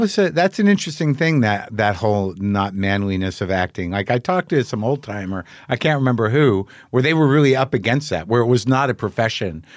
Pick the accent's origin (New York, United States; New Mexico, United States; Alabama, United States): New Mexico, United States; moved away; I grew up in New Mexico